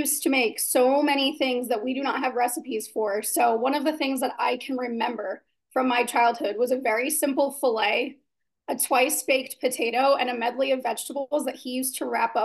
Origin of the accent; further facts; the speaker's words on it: Southern Indiana, United States; I was raised in Southern Indiana